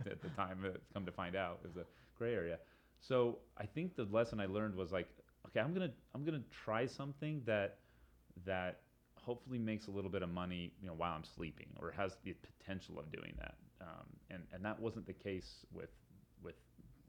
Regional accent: Salt Lake City, Utah, United States; here in my hometown of Salt Lake

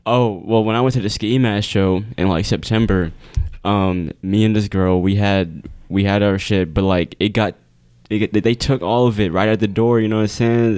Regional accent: United States; we're American

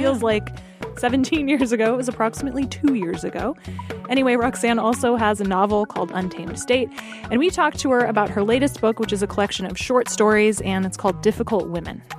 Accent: Alaska, United States; I grew up in Alaska

